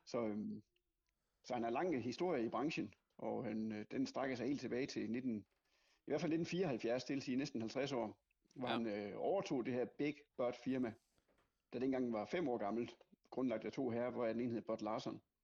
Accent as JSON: {"language": "Danish", "area": "West Jutland", "region": "Central Denmark Region", "country": "Denmark", "said": "jeg kommer fra Vestjylland"}